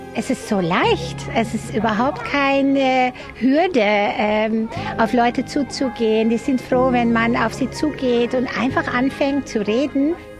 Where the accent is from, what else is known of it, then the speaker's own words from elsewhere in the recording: Netherlands; German is a second language; moved away as an adult; now in Germany; Ich bin Holländerin, wohne aber seit fast 33